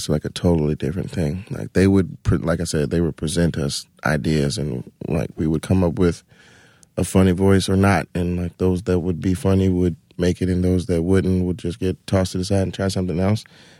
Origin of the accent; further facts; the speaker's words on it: Atlanta, Georgia, United States; No, in Atlanta. I'm from Atlanta.